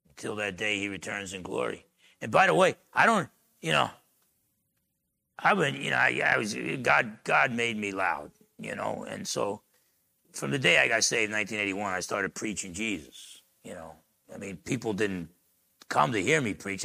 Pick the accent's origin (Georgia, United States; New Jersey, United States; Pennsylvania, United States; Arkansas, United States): New Jersey, United States; I was a little dumb guy growing up in Jersey